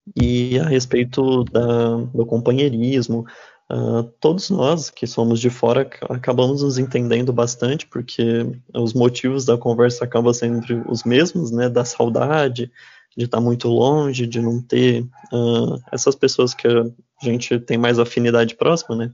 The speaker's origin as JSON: {"language": "Portuguese", "region": "interior of São Paulo", "country": "Brazil", "moved": "as an adult", "lives_now": "Dourados, Brazil", "said": "eu mesmo não sou aqui de Dourados, eu sou do interior de São Paulo"}